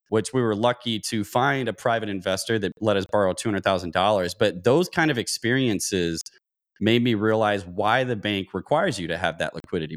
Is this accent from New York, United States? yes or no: no; Louisville, Kentucky, United States; moved away as an adult; now in San Diego, United States; I grew up in Louisville, Kentucky, joined the Navy while I was in college, uh, came out to San Diego, California